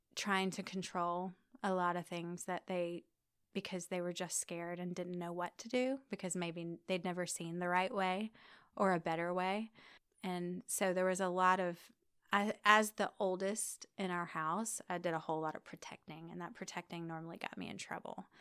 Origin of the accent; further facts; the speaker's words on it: Guyton, Georgia, United States; now in Birmingham, United States; I grew up in Savannah, Georgia, actually, a, a really tiny town right outside of Savannah called Guyton